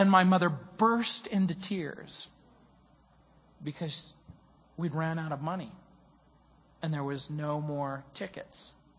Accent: New Orleans, Louisiana, United States; born there; I was born in New Orleans, Louisiana.

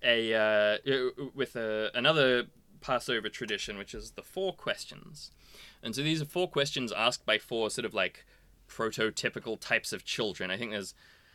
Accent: Australia; we're both Australian

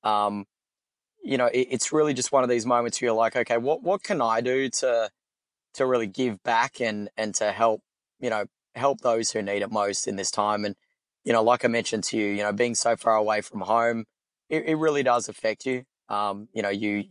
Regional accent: Perth, Western Australia, Australia; moved away as an adult; now in Austin, United States; I'm from Perth.

